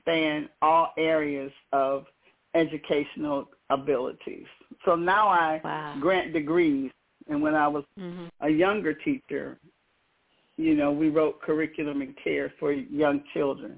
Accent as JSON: {"language": "English", "town": "Detroit", "region": "Michigan", "country": "United States", "tie": "born or raised there", "moved": "yes", "said": "I'm hardcore Detroit. I grew up in Detroit"}